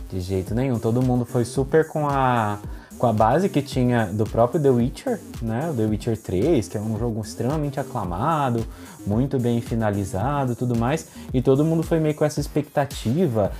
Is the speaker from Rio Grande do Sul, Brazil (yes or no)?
no; interior of São Paulo, Brazil; accent: caipira; eu sou caipira do interior de São Paulo, falo porta, porteira e portão